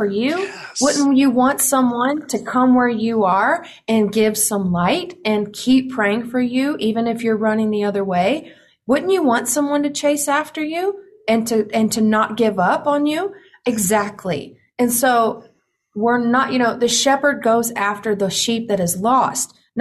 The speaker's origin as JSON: {"language": "English", "region": "the Bible Belt", "country": "United States", "tie": "born or raised there", "said": "me growing up in the Bible Belt, me growing up in a conservative family"}